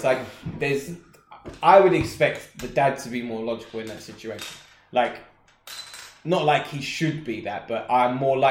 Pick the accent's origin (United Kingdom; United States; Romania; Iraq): United Kingdom; As the British public